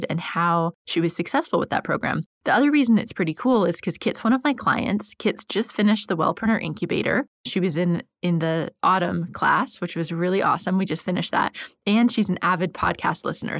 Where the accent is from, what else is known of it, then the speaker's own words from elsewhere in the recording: United States; now in London, United Kingdom; I live in London, as you know, and I'm American